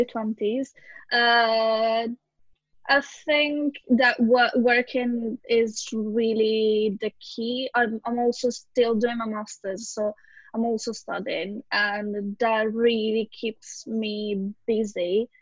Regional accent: Italy; moved away; in my home country

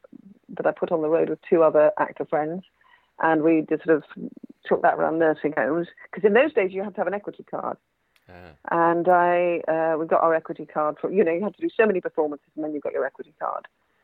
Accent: Manchester, North West England, United Kingdom; I don't sound particularly northern, but actually I was born in Manchester. My parents aren't Mancunians either, but my father got a job at Manchester University and I was brought up in Manchester, in Cheshire.

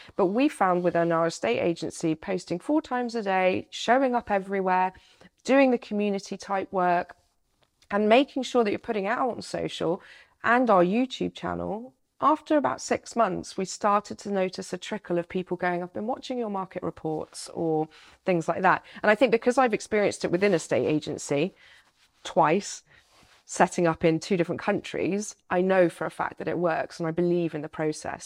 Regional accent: United Kingdom; as a Brit

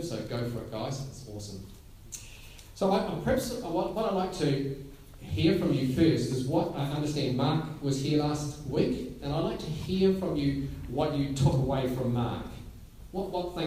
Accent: Gisborne, New Zealand; I grew up in Gisborne

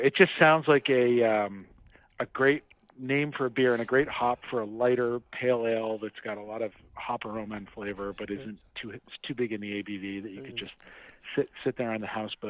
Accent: Portland, Maine, United States; So we used to go to Fenway Park when I was a kid. I grew up in Portland

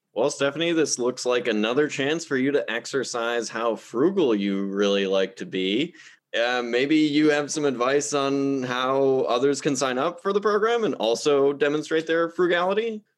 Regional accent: Milwaukee, Wisconsin, United States; I'm from Milwaukee

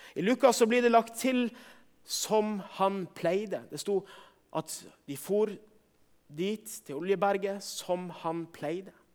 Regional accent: Northern Norway, Norway; for min del som nordlending

